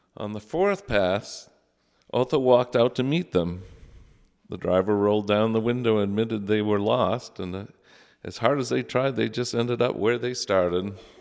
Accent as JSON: {"language": "English", "town": "South Paris", "region": "Maine", "country": "United States", "tie": "born or raised there", "also_born_or_lived": "Falmouth, Maine", "said": "I grew up in the Lutheran Church, first in Falmouth, Maine, where my parents met Joe and Natalie Hackinson, and later in South Paris"}